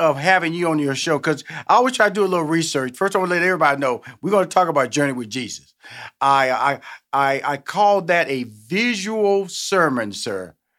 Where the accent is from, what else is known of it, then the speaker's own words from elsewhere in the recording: Houston, Texas, United States; also born or lived in New York / Los Angeles; I'm born and raised in Houston, Texas, and when I first moved to New York, I knew about Broadway.